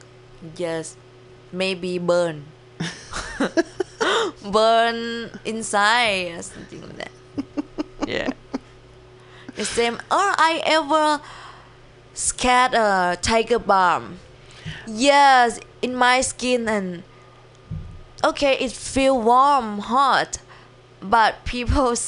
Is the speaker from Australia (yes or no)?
no; Thailand; English is a second language; moved away as an adult; now in San Francisco, United States; in Thailand, I always wear short. It's sunny and hot.